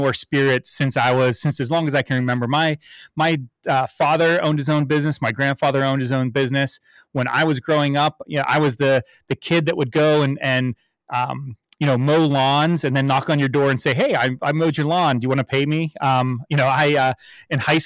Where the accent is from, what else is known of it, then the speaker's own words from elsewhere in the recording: Pittsburgh, Pennsylvania, United States; I'm a born and raised in Pittsburgh